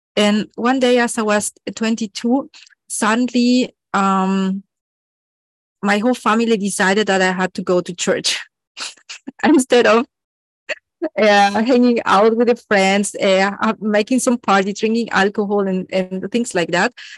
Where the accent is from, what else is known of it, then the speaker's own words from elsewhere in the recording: Mexico; I was born in Mexico